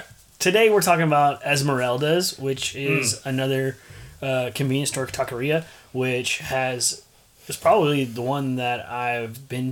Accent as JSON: {"language": "English", "town": "San Antonio", "region": "Texas", "country": "United States", "tie": "born or raised there", "said": "You always give me crap that I grew up in San Antonio"}